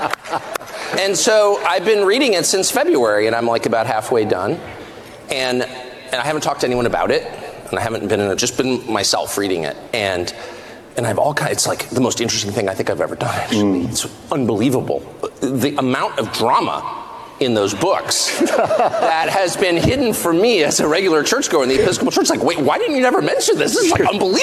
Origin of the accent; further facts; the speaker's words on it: United States; I'm American. And so I grew up with this feeling that we're the sum total of our choices.